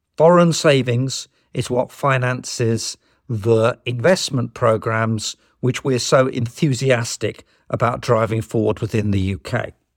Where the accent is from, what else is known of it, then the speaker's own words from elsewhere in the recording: United Kingdom; us as British citizens